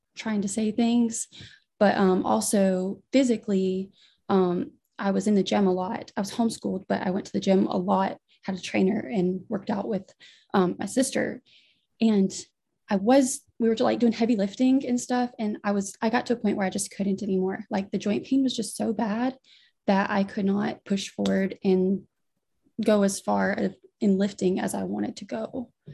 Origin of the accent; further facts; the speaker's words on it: near Destin, Northwest Florida, United States; I was born and raised and still live in Florida, Northwest Florida, in pretty close to Destin